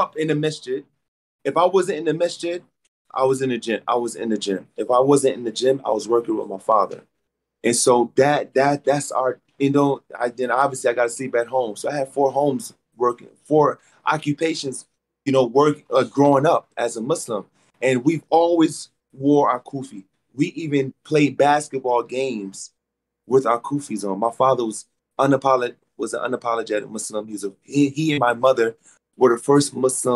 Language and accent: English; Atlanta, Georgia, United States; I'm from Atlanta